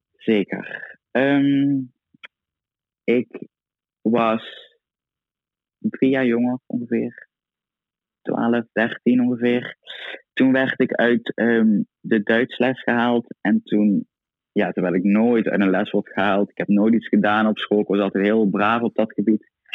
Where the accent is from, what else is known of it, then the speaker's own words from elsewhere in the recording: Itteren, Limburg, Netherlands; Ik kom uit Itteren, dorpje naast Maastricht